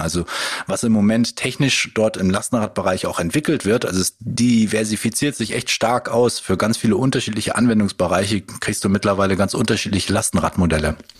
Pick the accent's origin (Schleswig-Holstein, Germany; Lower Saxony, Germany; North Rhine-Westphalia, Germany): Lower Saxony, Germany; Bad Zwischenahn; moved away as an adult; now in Jever, Germany; ich komme eigentlich aus dem Bereich Ammerland, bei Zwischenahn